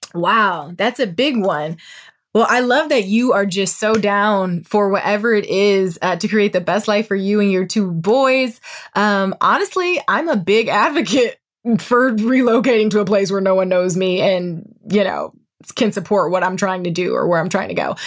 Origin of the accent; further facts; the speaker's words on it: Toledo, Ohio, United States; moved away as an adult; also born or lived in Indiana / Dayton, Ohio / Dallas, Texas; now in Los Angeles, United States; I'm from Toledo